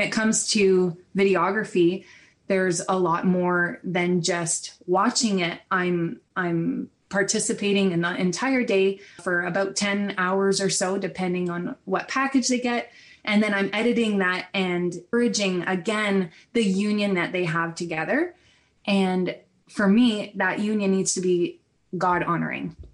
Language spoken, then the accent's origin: English; Ontario, Canada; I'm from Ontario in, and I live in Brantford